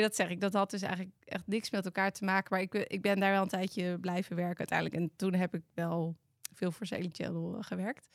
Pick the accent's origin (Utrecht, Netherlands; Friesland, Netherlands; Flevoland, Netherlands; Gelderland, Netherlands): Utrecht, Netherlands; Amersfoort; Ik kom uit Amersfoort, geboren echt hoog in Amersfoort.